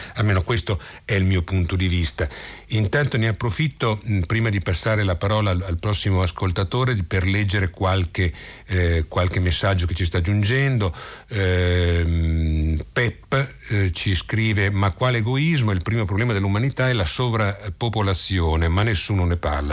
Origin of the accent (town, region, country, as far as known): Italy